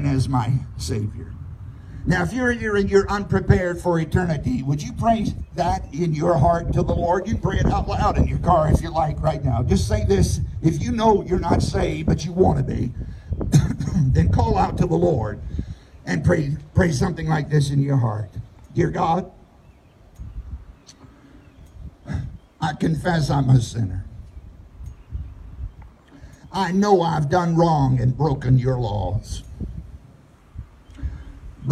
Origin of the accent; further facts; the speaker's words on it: United States; where I grew up in Southside.